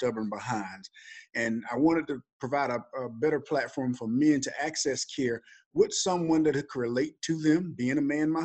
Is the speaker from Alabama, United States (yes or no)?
yes; Alabama, United States; So I'm originally from Alabama. I was a pretty good football player in high school.